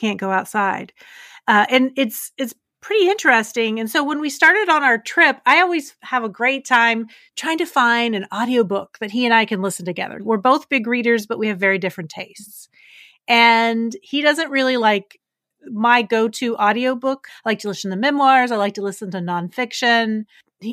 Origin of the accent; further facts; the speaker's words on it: West Virginia, United States; moved away; I'm originally from West Virginia